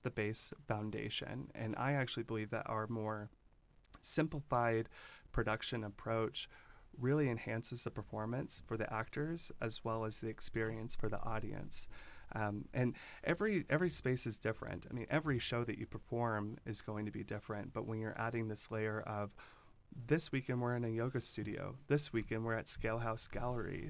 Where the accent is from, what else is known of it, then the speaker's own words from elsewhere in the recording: Louisville, Kentucky, United States; moved away as an adult; also born or lived in Los Angeles, California; now in Bend, United States; I grew up in Louisville, Kentucky, small town